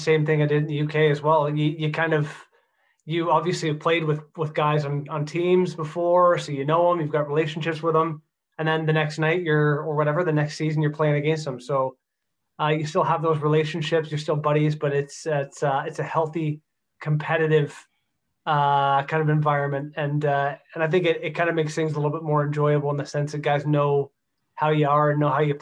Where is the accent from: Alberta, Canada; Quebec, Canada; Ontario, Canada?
Ontario, Canada; Stouffville; It's my hometown.